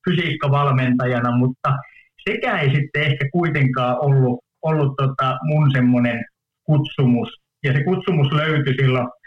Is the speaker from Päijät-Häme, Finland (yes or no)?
no; Oulu, North Ostrobothnia, Finland; mä oon oululainen, niin, niin kolmen lapsen ylpeä, ylpeä isä